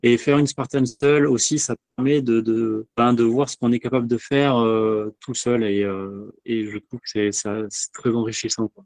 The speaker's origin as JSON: {"language": "French", "town": "Bordeaux", "region": "Nouvelle-Aquitaine", "country": "France", "said": "je suis bordelais"}